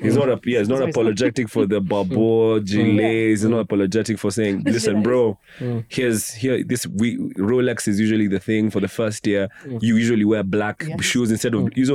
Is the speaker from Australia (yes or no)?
no; Kenya; now in London, United Kingdom; I'm an expat from Kenya